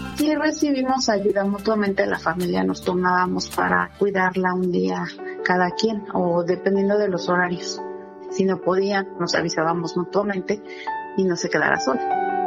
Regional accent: Mexico City, Mexico; tengo 46 años y soy de la Ciudad

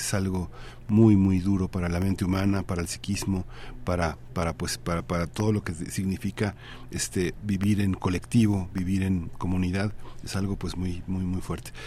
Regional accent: Mexico

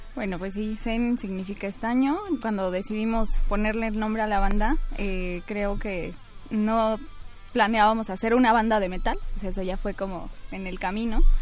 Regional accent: Pachuca, Hidalgo, Mexico; Soy de Pachuca

